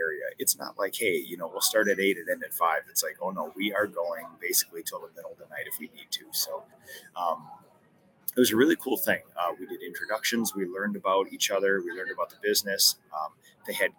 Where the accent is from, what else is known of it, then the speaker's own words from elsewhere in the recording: Minnesota, United States; I'm from Minnesota